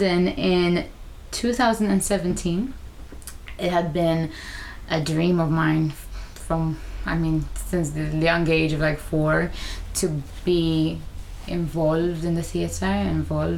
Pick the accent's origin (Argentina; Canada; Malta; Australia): Malta; moved away as an adult; now in United Kingdom; we grew up in Malta devising work